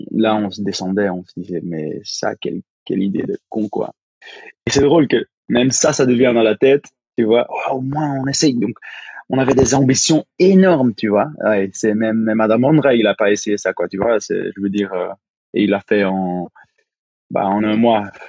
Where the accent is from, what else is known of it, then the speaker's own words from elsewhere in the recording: Flanders, Belgium; French is a second language; Ah oui. T'as pas entendu mon accent encore